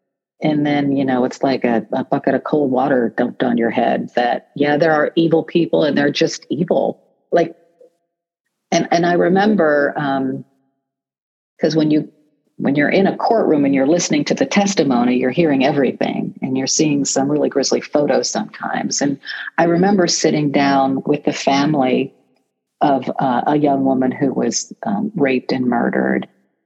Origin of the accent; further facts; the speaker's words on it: Canton, Ohio, United States; moved away; a native of Canton, Ohio. So I was born in Canton. I went to Minerva High School